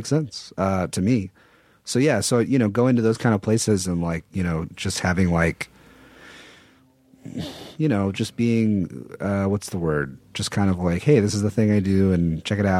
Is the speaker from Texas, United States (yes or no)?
yes; Texas, United States; I'm from Texas, which is not a small town